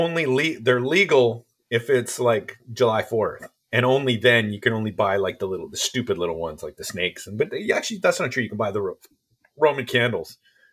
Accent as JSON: {"language": "English", "country": "Canada", "tie": "born or raised there", "moved": "yes", "lives_now": "California, United States", "said": "I grew up in Canada."}